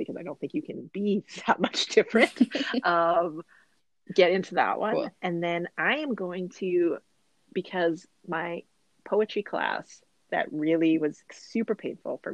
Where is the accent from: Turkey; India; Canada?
Canada; we're properly Canadian kids